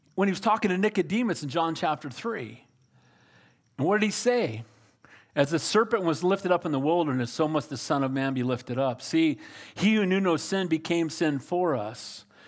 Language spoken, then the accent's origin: English; United States; I'm a Christian far before I'm an American